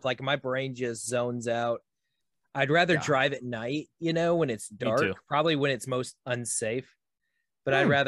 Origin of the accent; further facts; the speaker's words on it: Arlington, Texas, United States; I was born and raised in Texas. Like I grew up. My house was about 5 miles from where the festival was.